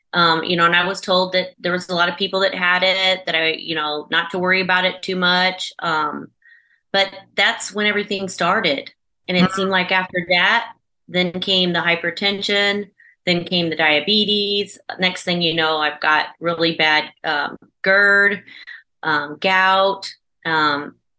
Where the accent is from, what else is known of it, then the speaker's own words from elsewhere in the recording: Chester, Illinois, United States; I am from the United States in Southern Illinois in a small little town called Chester